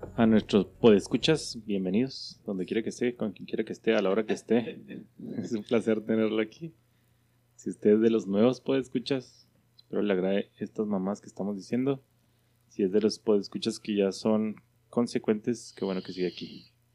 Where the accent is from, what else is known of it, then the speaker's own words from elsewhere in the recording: Mexico; somos los mexicanos